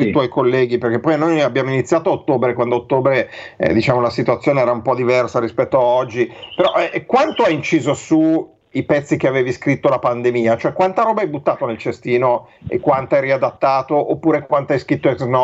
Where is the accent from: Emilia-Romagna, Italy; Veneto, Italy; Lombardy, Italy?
Lombardy, Italy; Milan; sono di, sono di Milano, sono di Milano.